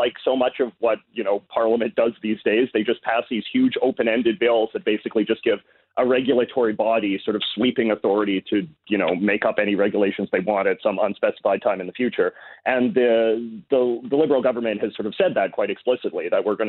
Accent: Canada; I'm a Canadian YouTuber

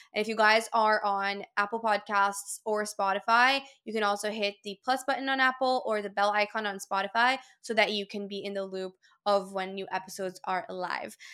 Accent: Brazil; moved away; I grew up in Brazil, I speak Portuguese fluently

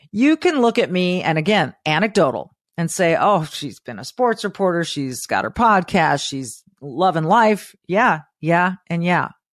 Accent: Southern California, United States; moved away; as a child growing up in Southern California

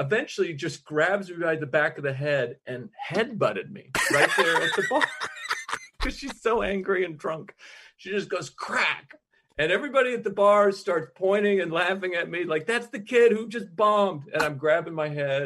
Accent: Idaho, United States; now in New York City, United States; I came from Idaho

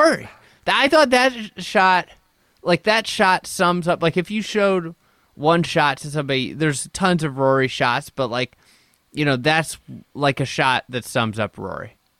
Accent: United States; as an American

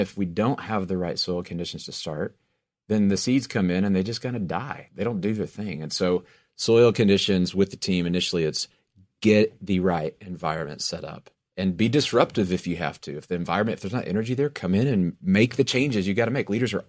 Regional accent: Texas, United States; born or raised there

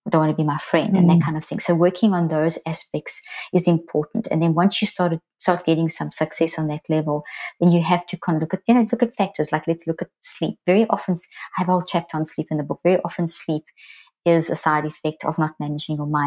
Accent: South Africa; moved away as an adult; also born or lived in Zimbabwe; now in United States; I'm South African, well, actually born in Zimbabwe, but and I've lived in the States now for 15 years

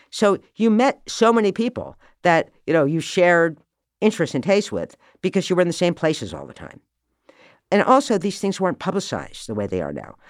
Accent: Morristown, New Jersey, United States; I was born in Morristown, New Jersey.

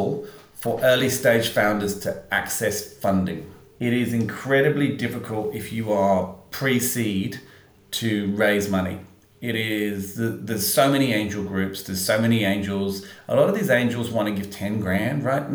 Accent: England, United Kingdom; now in Australia; I live here, even though I'm English

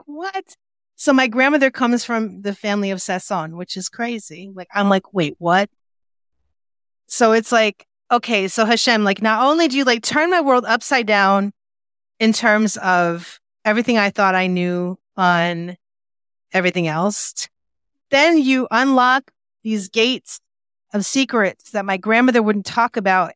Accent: West Hartford, Connecticut, United States; moved away as an adult; also born or lived in Boston, Massachusetts; now in Israel; I grew up in West Hartford, Connecticut

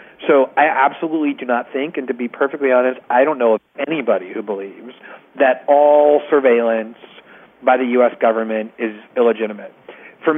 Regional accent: United States; now in Brazil; I'm an American

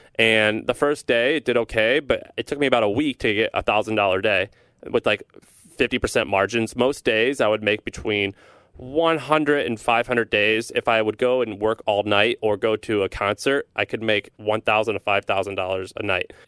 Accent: St. Louis, Missouri, United States; I'm from Saint Louis, Missouri

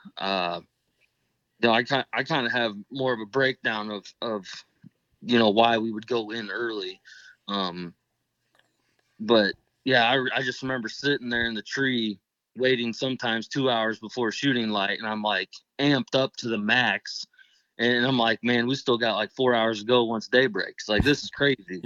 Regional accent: Northeast Indiana, United States; I'm from Northeast Indiana

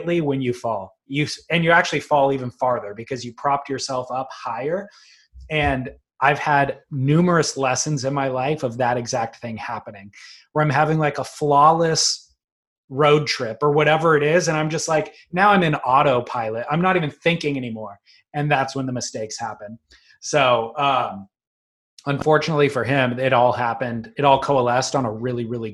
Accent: United States; I'm an American

